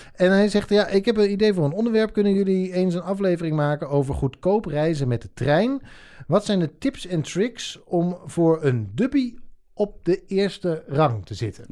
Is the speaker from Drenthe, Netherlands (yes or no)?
yes; Drenthe, Netherlands; moved away; also born or lived in Rotterdam; ik ben opgegroeid in Drenthe